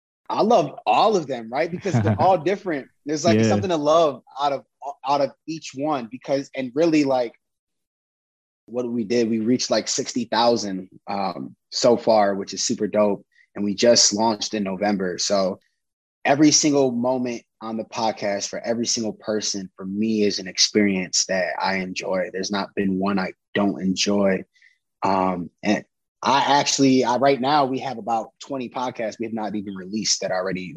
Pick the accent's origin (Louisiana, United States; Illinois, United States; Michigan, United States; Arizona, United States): Illinois, United States; Chicago; we'll tell you some stuff that's like super Chicago to just kind of like let people know I'm from Chicago.